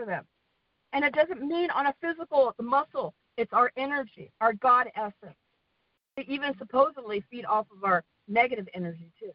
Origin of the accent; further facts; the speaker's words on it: the West, United States; accent: American, kind of Western; moved away as an adult; also born or lived in Sweden; my American accent, which is kind of Western